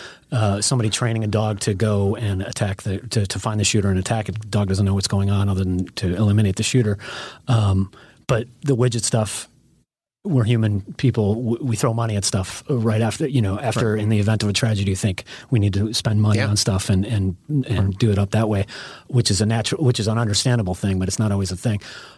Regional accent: Illinois, United States; now in California, United States; I grew up in Illinois

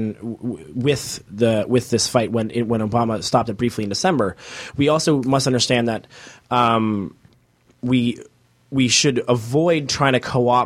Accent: Canada; now in Toronto, Canada; as Canadian people who are in, you know, in Toronto

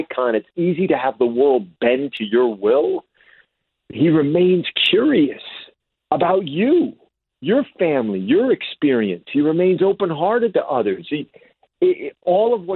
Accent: New Jersey, United States; the guy from Jersey

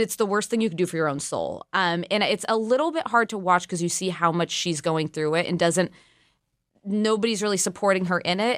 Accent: California, United States; now in Washington, D.C., United States; as a Californian.

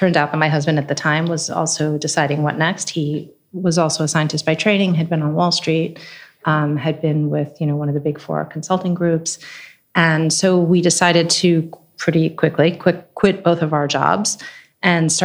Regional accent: New York City, New York, United States; moved away as an adult; also born or lived in Basel, Switzerland; I, as a New Yorker

